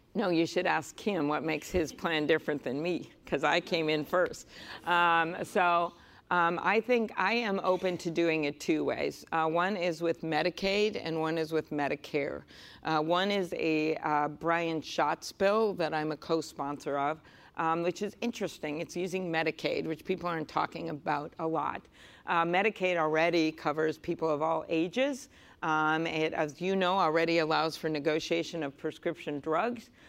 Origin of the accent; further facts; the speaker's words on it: Midwest, United States; I'm from the Midwest.